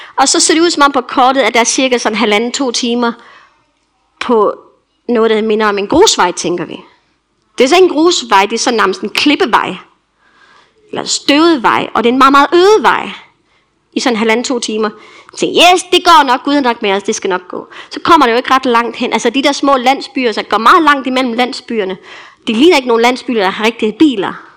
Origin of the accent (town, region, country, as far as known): Denmark; also born or lived in Tanzania